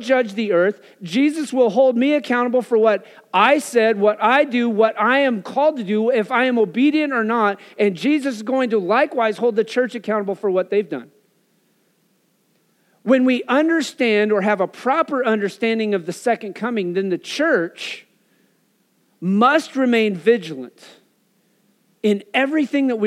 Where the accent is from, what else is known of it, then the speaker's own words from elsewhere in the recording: Wyoming, United States; growing up in Wyoming